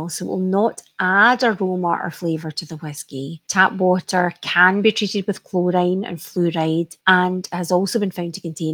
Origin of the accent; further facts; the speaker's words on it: Isle of Mull, Scotland, United Kingdom; I've been growing up on the Isle of Mull at one point where we lived, the water came straight off the hill